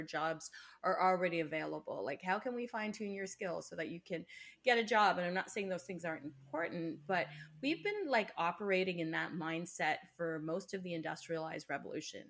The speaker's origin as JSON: {"language": "English", "country": "Canada", "said": "I'm a Canadian"}